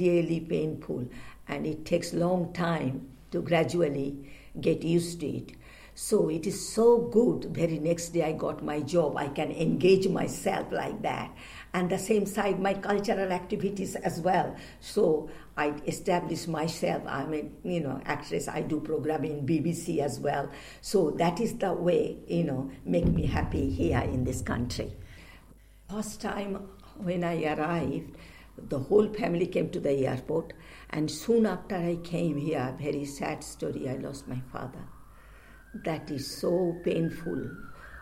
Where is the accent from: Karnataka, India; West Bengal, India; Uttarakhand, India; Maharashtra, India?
West Bengal, India; Kolkata; moved away as an adult; now in London, United Kingdom; I came here 1968, a long time, more than 40 years. I came from India, Calcutta